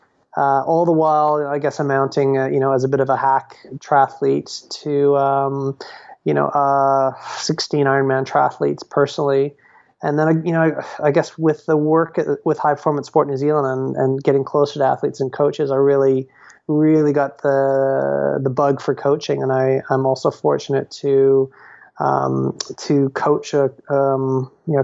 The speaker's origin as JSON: {"language": "English", "country": "Canada", "also_born_or_lived": "Australia", "lives_now": "Revelstoke, Canada", "said": "I'm Canadian, but I've spent a whole lot of time in your neck of the woods down in Australia."}